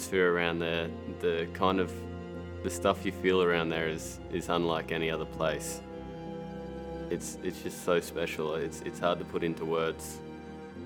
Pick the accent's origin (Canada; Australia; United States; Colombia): Australia; growing up in Australia